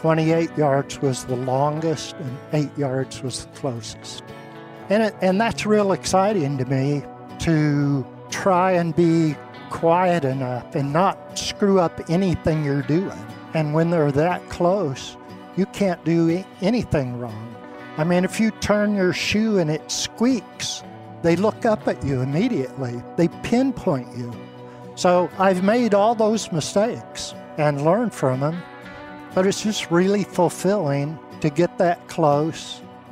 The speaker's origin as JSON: {"language": "English", "region": "Indiana", "country": "United States", "tie": "born or raised there", "also_born_or_lived": "Chicago", "moved": "as an adult", "lives_now": "Arkansas, United States", "said": "I came to Arkansas 42 years ago from Chicago, which is not where I grew up. I grew up in Indiana."}